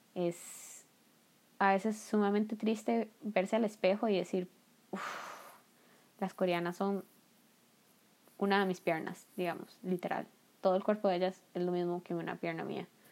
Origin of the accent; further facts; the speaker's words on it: Costa Rica; moved away as an adult; now in South Korea; yo soy de Costa Rica